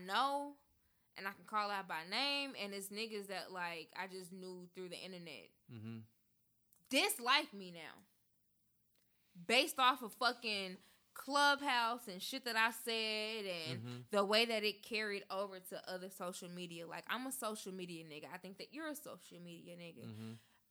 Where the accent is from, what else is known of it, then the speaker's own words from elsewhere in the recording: Memphis, Tennessee, United States; now in Nashville, United States; I'm from Memphis. I'm from the cloth of real nigga